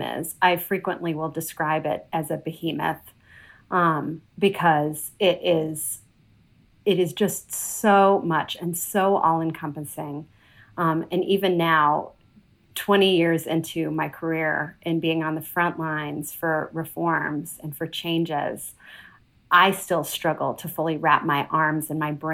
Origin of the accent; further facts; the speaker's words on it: Chicago, Illinois, United States; moved away as an adult; also born or lived in London, United Kingdom / Georgia, United States; now in Atlanta, United States; we immigrated to Chicago, which is where I grew up